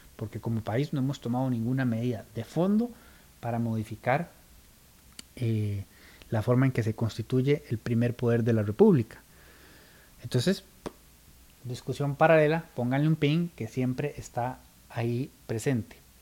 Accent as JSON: {"language": "Spanish", "country": "Costa Rica", "said": "el tico es muy chotero"}